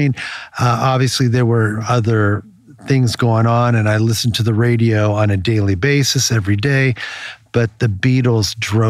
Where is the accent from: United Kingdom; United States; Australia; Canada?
United States; Maryland; The story that we were talking about is when I grew up in Maryland on the Choptank River, and it was a small fisher town. It was a small town of oyster farmers.